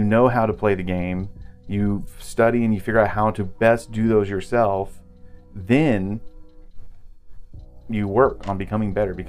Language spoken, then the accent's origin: English; Oklahoma, United States; We're from Oklahoma.